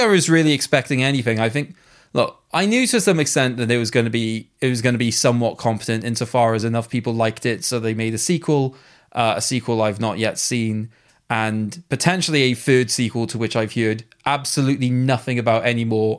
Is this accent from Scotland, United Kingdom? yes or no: no; Wales, United Kingdom; being a Welshman